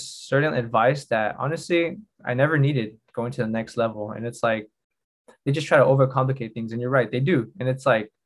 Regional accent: United States; also born or lived in Spain; now in Madrid, Spain; as an American player

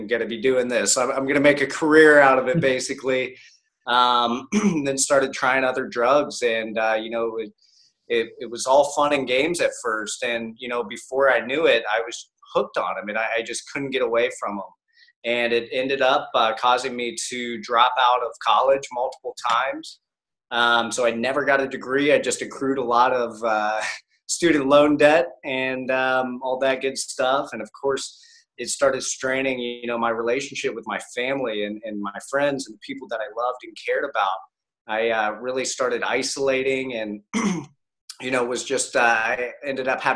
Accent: Columbus, Ohio, United States; now in Tampa, United States; I grew up in Columbus, Ohio

